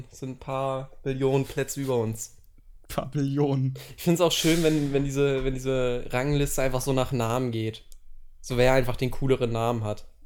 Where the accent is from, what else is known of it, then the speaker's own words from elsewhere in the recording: Germany; wir sind Deutsche, wir sind weiß.